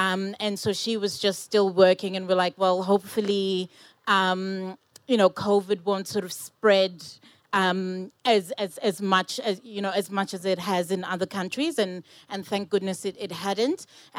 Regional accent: South Africa; born there; moved away; I was born in South Africa, but we moved here with my mother and my younger sister.

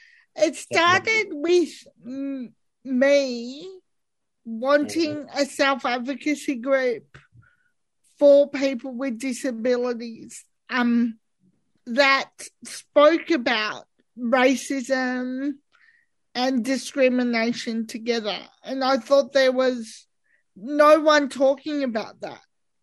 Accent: Australia; And I see myself as Australian, and so does Elizabeth. We're not others. We're just like everyone else.

